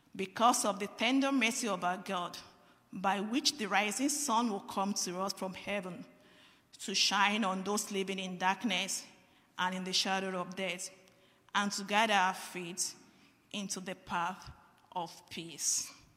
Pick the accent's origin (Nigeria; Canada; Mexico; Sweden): Nigeria; moved away; I am from Nigeria